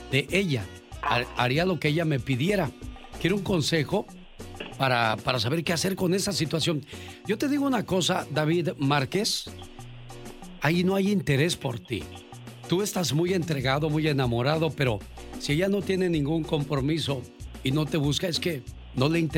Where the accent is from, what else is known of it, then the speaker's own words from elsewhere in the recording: Mexico; moved away; salí de México, pero México nunca salió de mí.